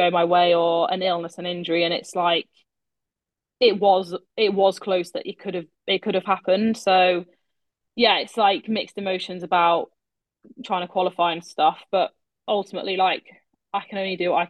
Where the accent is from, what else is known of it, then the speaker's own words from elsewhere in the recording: United Kingdom; being British